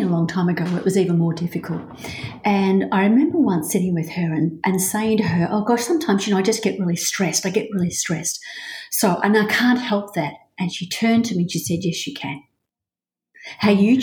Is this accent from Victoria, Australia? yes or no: yes; Melbourne, Victoria, Australia; moved away as an adult; also born or lived in Hong Kong; I'm a Melbourne girl, Australia, Melbourne through and through